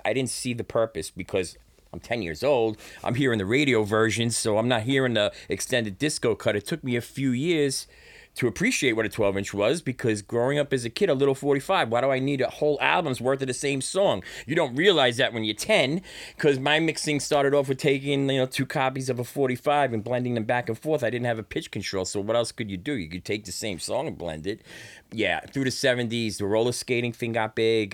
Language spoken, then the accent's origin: English; New York City, New York, United States; I come from an area in Brooklyn, um, that my parents moved to Flatbush